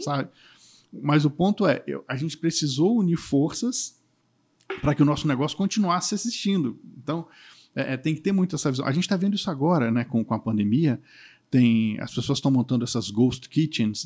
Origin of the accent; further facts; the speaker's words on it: Espírito Santo, Brazil; o Espírito Santo, eu sou capixaba